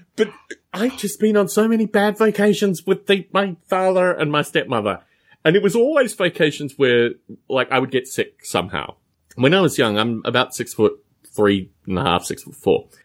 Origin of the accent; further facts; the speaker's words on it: Canberra, Australian Capital Territory, Australia; moved away; My hometown of Canberra, Australia